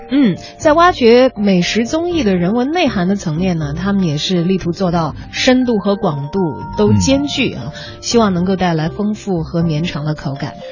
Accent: Chongqing, China; 我是重庆人

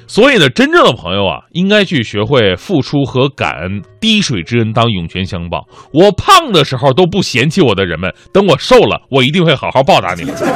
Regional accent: China; 我们中国人

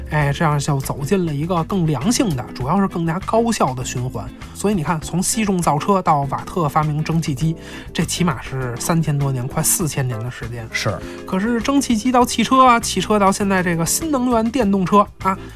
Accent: China; 我们中国人

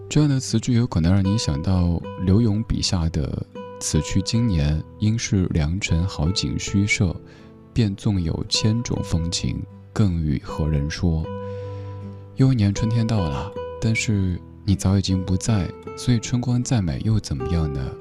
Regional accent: Sichuan, China; accent: Sichuanese; first language Sichuanese; 我的家乡话、四川话

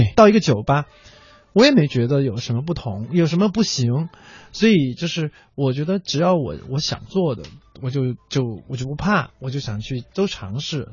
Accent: Chengdu, Sichuan, China; 因为它特别像我小时候在成都长大的时候，那个我， 我爸爸那时候还在卖糖果

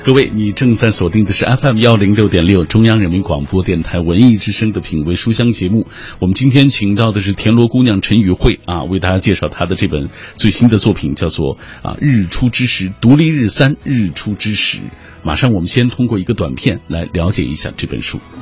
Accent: Xinjiang, China; 我也是新疆人

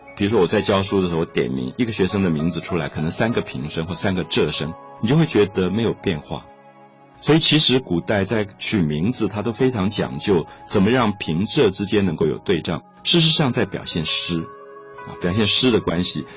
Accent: Taiwan; 我来自台湾

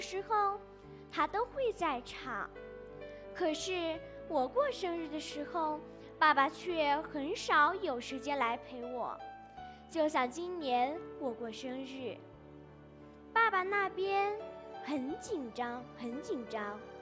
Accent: Shigatse, Tibet, China; 我是来自日喀则市小学五年级五班的学生

